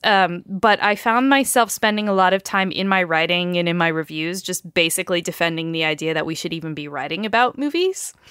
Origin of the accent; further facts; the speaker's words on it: northeast of Albany, New York, United States; I grew up northeast of Albany, not very far, Albany, New York